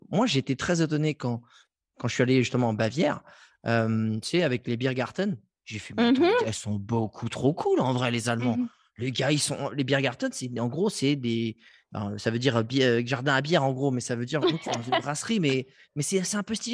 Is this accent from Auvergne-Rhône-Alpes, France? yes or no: no; Strasbourg, Grand Est, France; Mais je suis un Strasbourgeois. J'ai écumé tous les bars de Strasbourg.